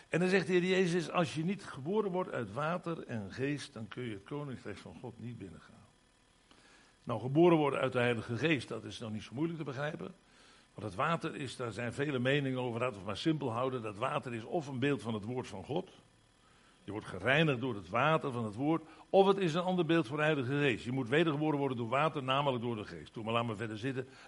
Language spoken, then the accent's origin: Dutch; Limburg, Netherlands; In de eerste plaats, ik ben Limburger, kom daar maar eens om.